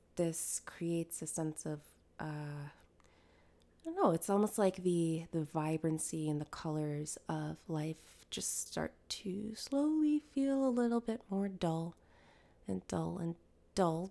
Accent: Connecticut, United States; I grew up in Connecticut

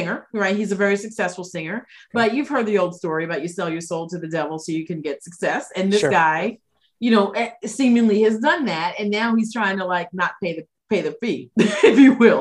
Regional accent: New York, United States; moved away; I'm from New York originally.

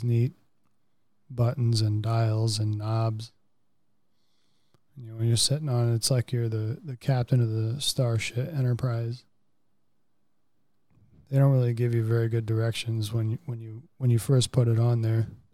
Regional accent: Central Florida, United States; moved away; I'm from Central Florida originally

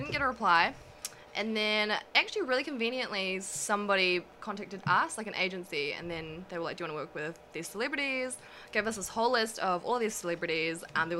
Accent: Auckland, New Zealand; On the North Shore, okay. Auckland. Yeah, okay. Always been there.

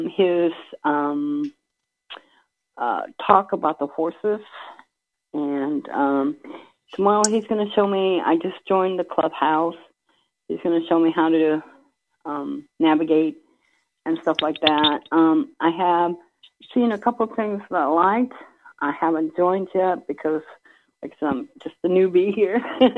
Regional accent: Belpre, Ohio, United States; I'm from Belpre, Ohio, and I'm a newbie.

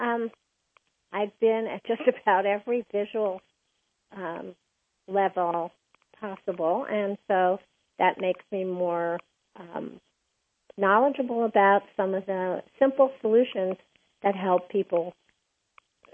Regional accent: New York City, New York, United States; Originally, I'm from New York City

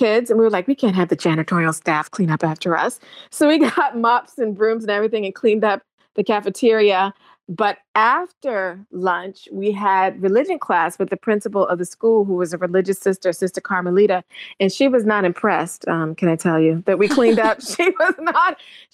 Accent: Charleston, South Carolina, United States; I was born and raised in Charleston, South Carolina

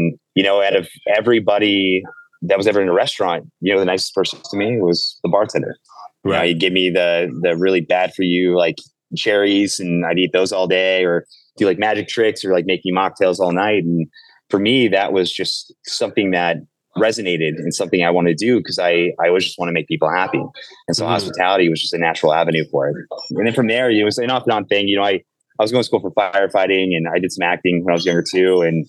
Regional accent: Salem, Oregon, United States; also born or lived in Las Vegas, United States; So what I call my hometown is just the place I lived in the longest. So it was, I split between Oregon, which I lived in Salem, some small town, the capital over in Oregon itself, and in Vegas for about 3 years

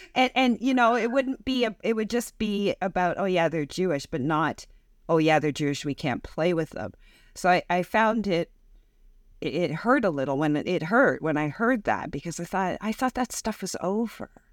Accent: Canada; growing up in North America and growing up in Canada

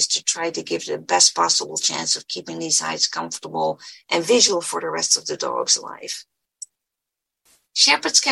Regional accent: Netherlands; moved away as an adult; now in United States; I was born and raised in the Netherlands, and I did part of my training in the Netherlands

